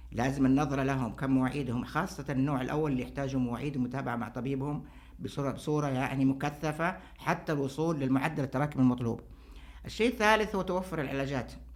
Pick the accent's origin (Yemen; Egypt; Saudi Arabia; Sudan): Saudi Arabia; عندنا في السعودية